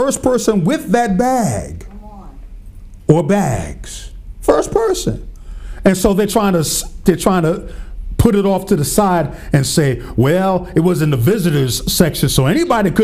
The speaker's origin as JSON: {"language": "English", "region": "Pennsylvania", "country": "United States", "said": "my home state, Pennsylvania"}